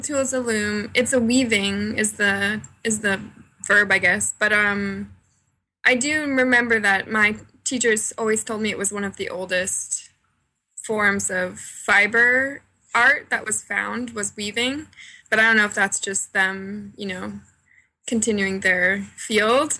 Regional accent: Cape Cod, Massachusetts, United States; moved away as an adult; also born or lived in Boston; now in Philadelphia, United States; I grew up in Massachusetts um, on Cape Cod, and I went to college in Boston

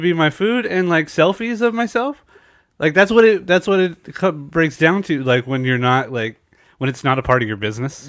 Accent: San Diego, California, United States; I'm in San Diego, so there's de- I, and I'm born and raised here

